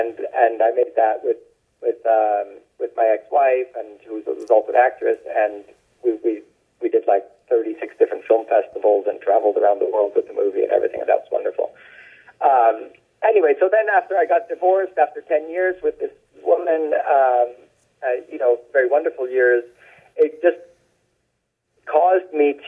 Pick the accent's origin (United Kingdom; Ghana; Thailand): Thailand; Bangkok; born there; And then I was born in Bangkok because of that.